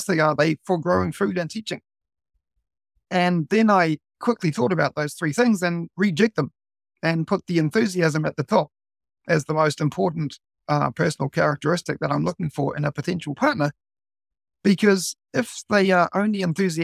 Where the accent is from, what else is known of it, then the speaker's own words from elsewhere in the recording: New Zealand; now in Tokyo, Japan; being a Kiwi, well, actually being a non-Japanese here in Japan